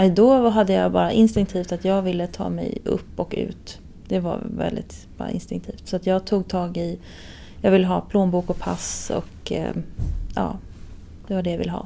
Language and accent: Swedish; Stockholm, Stockholm County, Sweden; Stockholm hemma. Det är fortfarande hemma.